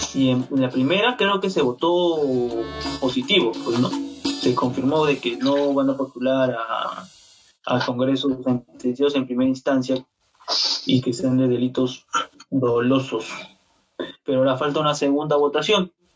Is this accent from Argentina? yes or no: no; Peru; como peruanos